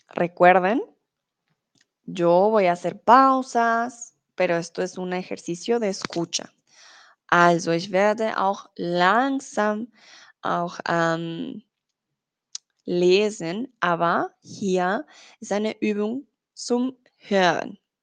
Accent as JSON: {"language": "Spanish", "country": "Colombia", "moved": "yes", "lives_now": "Germany", "said": "soy de Colombia, soy tutora de español aquí en Chatterbox, comúnmente vivo en Alemania, ahora estoy en México"}